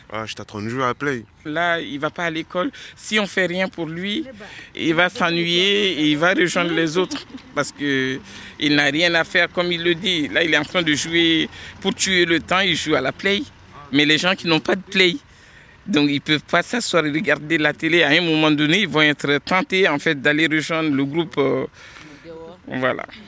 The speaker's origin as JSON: {"language": "French", "country": "Mali", "tie": "born or raised there", "moved": "as an adult", "lives_now": "Villeneuve-Saint-Georges, France", "said": "Je suis arrivé en 96 euh, à Villeneuve-Saint-Georges euh, et je suis né au Mali d'un père magistrat qui avait la nationalité française. Donc je suis arrivé ici, j'avais 18"}